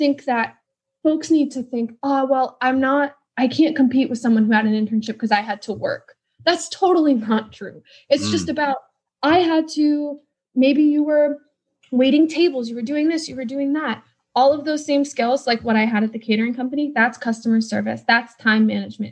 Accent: Wisconsin, United States; now in Washington, D.C., United States; I grew up in Wisconsin

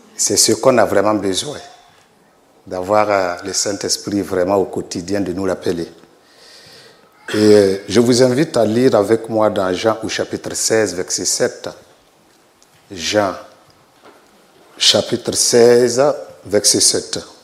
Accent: Burkina Faso; je suis du Burkina Faso, pasteur euh, sur place là-bas depuis 2013

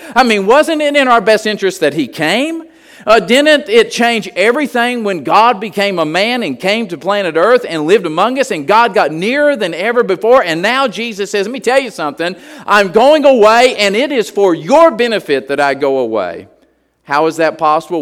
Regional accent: West Virginia, United States; moved away; We were just Holy Ghost people where I grew up in West Virginia

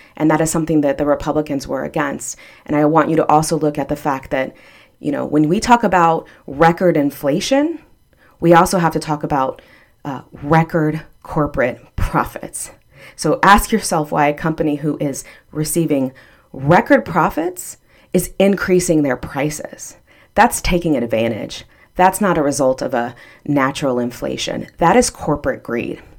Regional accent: Texas, United States; now in Florida, United States; I'm from Texas, and I, um, am a Ann Richards Democrat from Texas

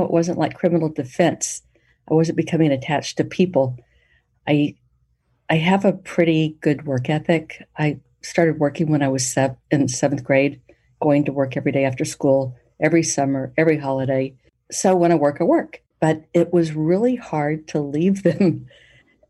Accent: Poteau, Oklahoma, United States; Growing up in Poto, we didn't have enough people to really field every sport and every activity

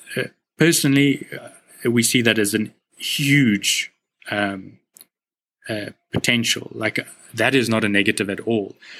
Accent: South Africa; as a South African, like a white male South African, I've grown up like I was born on the right side of a seriously unfair society

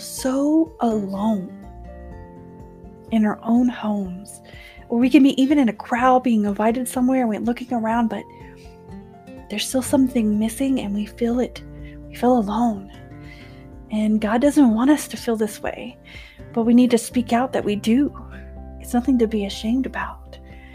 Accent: Texas, United States; moved away as an adult; now in West Texas, United States; I live in West Texas. That's not where I'm originally from. I am from Texas, but not here

